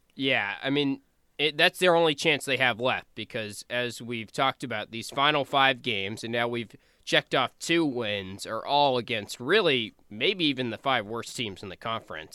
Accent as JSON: {"language": "English", "region": "North Carolina", "country": "United States", "said": "I'm from North Carolina"}